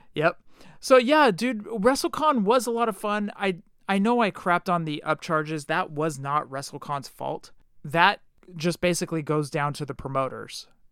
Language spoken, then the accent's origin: English; Oakland, California, United States; I'm from Oakland